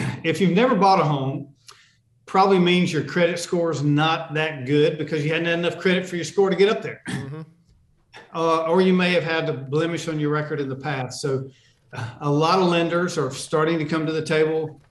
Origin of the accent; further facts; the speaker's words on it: Charlotte, North Carolina, United States; the kids I grew up with in Charlotte